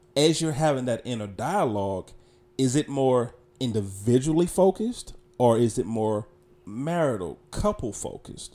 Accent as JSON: {"language": "English", "town": "Charlotte", "region": "North Carolina", "country": "United States", "tie": "born or raised there", "said": "I was born and raised in Charlotte, North Carolina."}